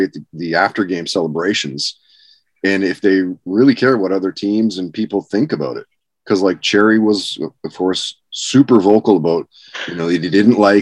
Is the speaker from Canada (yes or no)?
yes; Canada; being, you know, Canadian